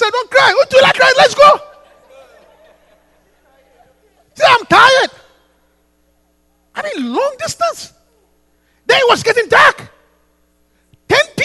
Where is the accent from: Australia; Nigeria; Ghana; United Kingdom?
Ghana; Takoradi, Western Region; I grew up in Takoradi in the coast.